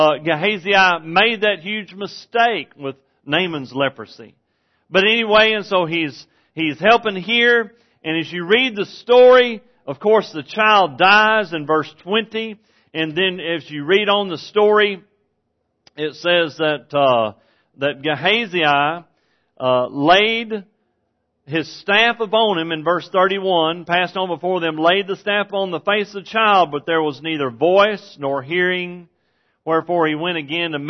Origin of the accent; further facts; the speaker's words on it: Texas, United States; I'm from Texas.